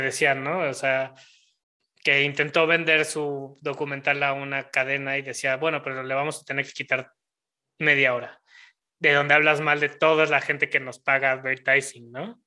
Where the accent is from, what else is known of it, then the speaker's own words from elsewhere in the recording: Mexico; en el México que vivimos hoy en día, como mexicanos